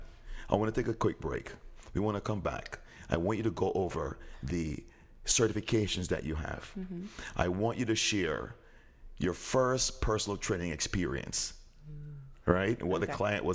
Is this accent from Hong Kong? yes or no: no; Jamaica; I'm Jamaican.